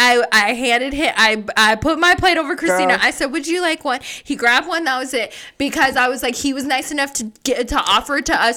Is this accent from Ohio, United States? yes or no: no; Las Vegas, Nevada, United States; then he's looking at me and we're from Vegas.